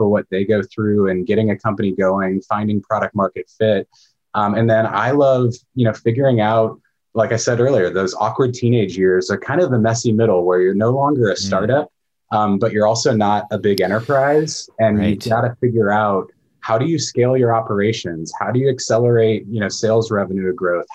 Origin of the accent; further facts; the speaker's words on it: just outside of St. Louis, Missouri, United States; moved away as an adult; now in Portland, United States; I grew up in just outside of St. Louis, Missouri, but I've been in Portland since 2001.